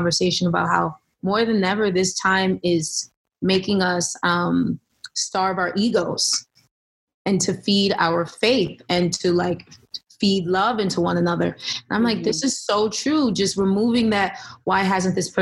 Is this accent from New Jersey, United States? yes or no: yes; Elizabeth, New Jersey, United States; I grew up in Elizabeth, New Jersey